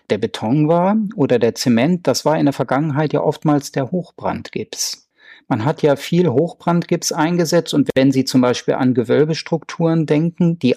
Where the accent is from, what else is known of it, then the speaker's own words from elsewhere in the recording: Göttingen, Lower Saxony, Germany; ich komme ja aus Göttingen, Sie haben das anfangs erwähnt